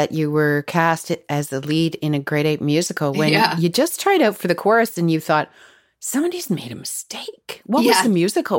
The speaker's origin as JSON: {"language": "English", "town": "Toronto", "region": "Ontario", "country": "Canada", "tie": "born or raised there", "said": "I grew up in the West End of the city of Toronto."}